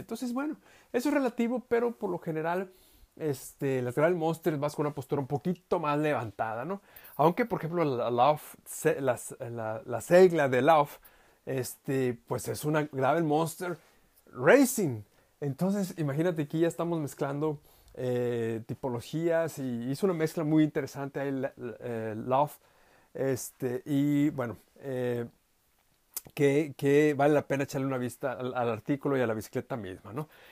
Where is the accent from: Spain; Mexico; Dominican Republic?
Mexico; Saltillo, Coahuila; moved away; mi ciudad de origen, eh, allá en Saltillo, México, en el norte